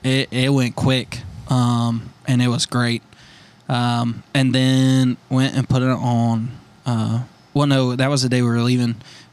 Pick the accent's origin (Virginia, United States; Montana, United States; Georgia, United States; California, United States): Georgia, United States; Dawsonville; everybody knows I'm from Dacuville.